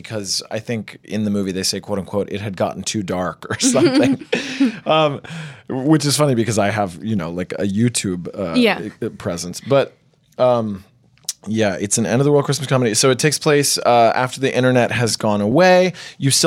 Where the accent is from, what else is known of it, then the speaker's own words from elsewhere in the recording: United States; we're Colombian American, but we grew up here in the States